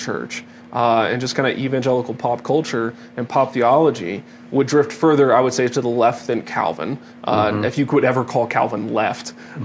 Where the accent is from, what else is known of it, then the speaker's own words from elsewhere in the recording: Dallas, Texas, United States; now in Colorado, United States; I was from Dallas